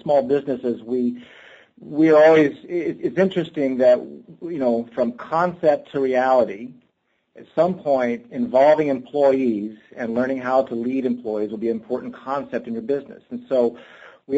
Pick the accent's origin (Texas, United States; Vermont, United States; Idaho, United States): Texas, United States; I grew up in Texas